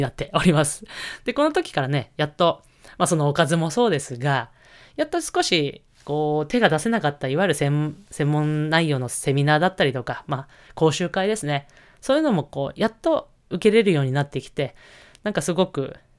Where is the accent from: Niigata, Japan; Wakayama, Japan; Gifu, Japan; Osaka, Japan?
Niigata, Japan; moved away; 私、新潟出身